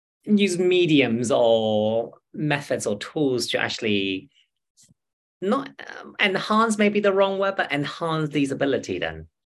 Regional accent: China; I'm Chinese. I'm from China.

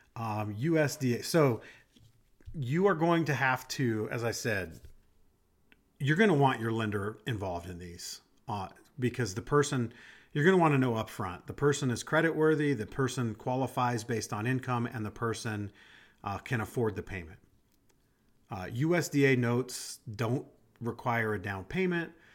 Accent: Des Moines, Iowa, United States; I grew up in Iowa. I grew up in Des Moines, so I was in the city

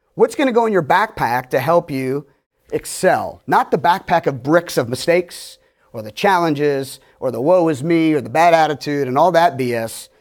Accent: Pittsburgh, Pennsylvania, United States; I'm from Pittsburgh

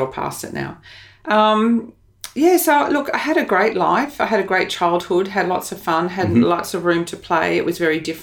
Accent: Melbourne, Victoria, Australia; moved away as an adult; now in Brisbane, Australia; grew up in Melbourne.

